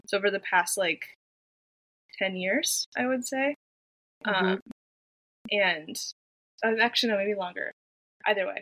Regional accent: Pennsylvania, United States; also born or lived in Japan; now in Nashville, United States; I'm originally from Pennsylvania.

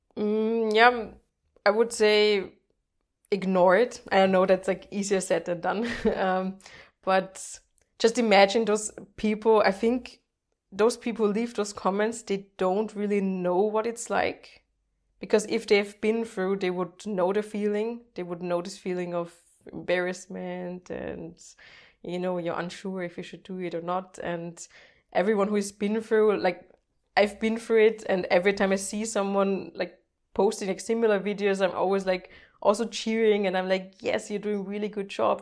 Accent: Austria; first language German; English is a second language; also born or lived in Netherlands / Portugal; I'm Austrian

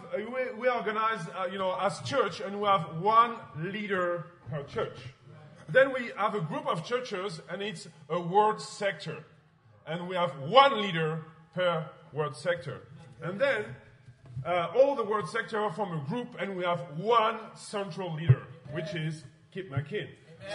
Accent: France; English is a second language; I'm from France, of course, as you know, with my accent.

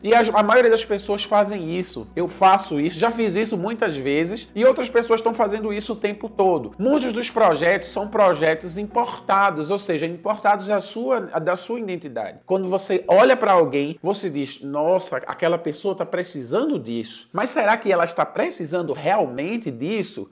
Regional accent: Recife, Pernambuco, Brazil; moved away as an adult; now in Senegal; Eu sou de Recife, eu sou brasileiro

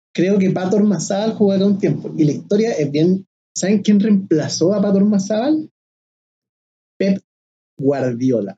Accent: Quilpué, Valparaíso, Chile; moved away as an adult; also born or lived in Viña del Mar / Santiago / Cunco / Mexico; nací en Viña del Mar, me crié en Quilpué, la ciudad del sol

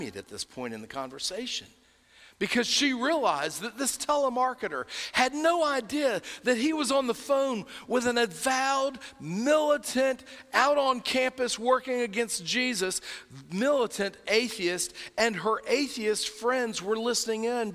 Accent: North Carolina, United States; accent: North Carolina; my North Carolina accent

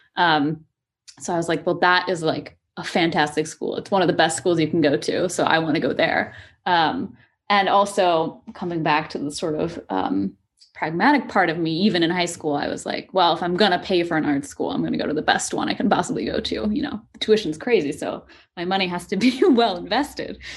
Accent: coast of Washington, United States; moved away as an adult; also born or lived in New York; now in Seattle, United States; I kind of grew up, uh, all, all up and down the, the coast of Washington.

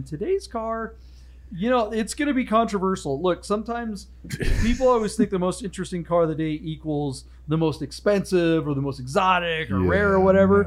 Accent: Seattle, Washington, United States; I grew up in the Northwest, and being, you know, in the suburbs of Seattle

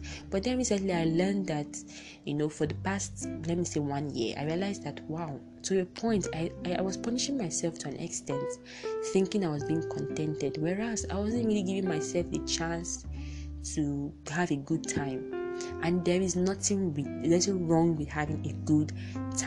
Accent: Nigeria; I'm from Nigeria

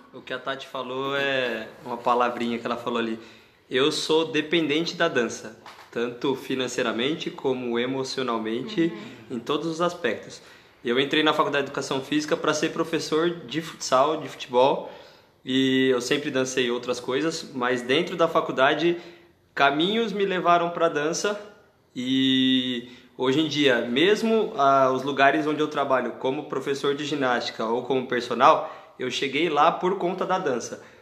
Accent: São Paulo, Brazil; now in Jundiaí, Brazil; Sou de São Paulo, mas estou morando em Jundiaí

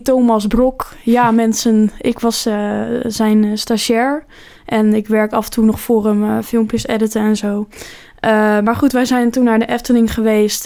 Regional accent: Rotterdam, South Holland, Netherlands; wij komen uit Rotterdam

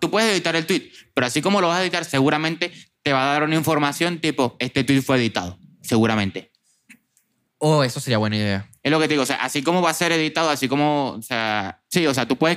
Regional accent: Barquisimeto, Lara, Venezuela; now in Europe; Venezuela, por lo menos en Marquisimeto, donde vengo yo

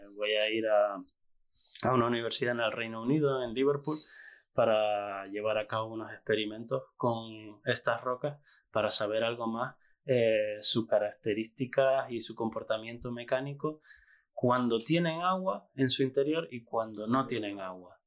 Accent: La Orotava, Canary Islands, Spain; yo soy canario, soy de la Orotava y crecí allí

